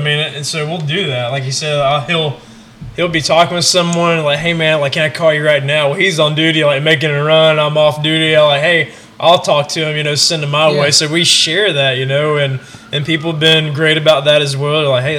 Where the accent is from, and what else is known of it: California, United States